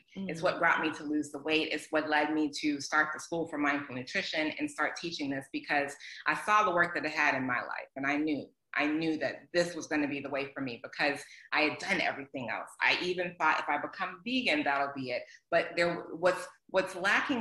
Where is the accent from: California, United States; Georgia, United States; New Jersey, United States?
Georgia, United States; Atlanta; I grew up in Atlanta